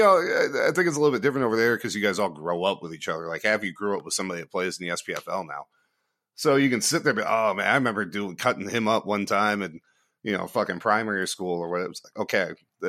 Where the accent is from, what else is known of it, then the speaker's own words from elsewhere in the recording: United States; And as an American at that time, you actually had to have done something